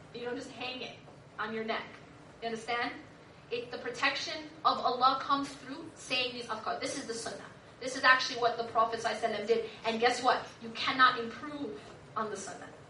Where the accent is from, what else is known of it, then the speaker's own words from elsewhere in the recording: Madison, Wisconsin, United States; I grew up in Madison, Wisconsin